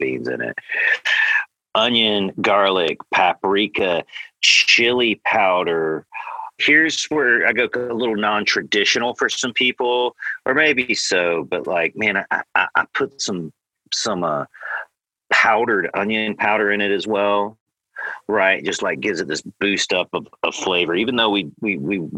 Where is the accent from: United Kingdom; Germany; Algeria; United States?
United States; the South; also born or lived in California; now in Oklahoma, United States; I'm from the South